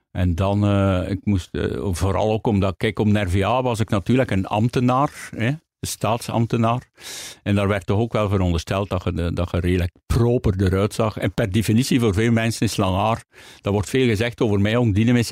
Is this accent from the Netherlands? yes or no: no; Hamme, Flanders, Belgium; In Hamme. Dat is tussen, tussen Gent en, eh, en, Antwerpen eigenlijk.